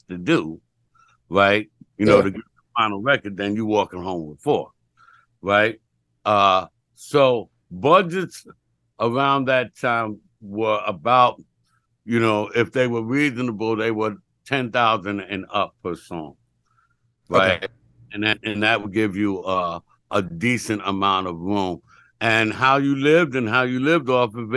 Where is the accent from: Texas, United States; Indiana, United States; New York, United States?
New York, United States; New York City; we're from uptown. We're from Harlem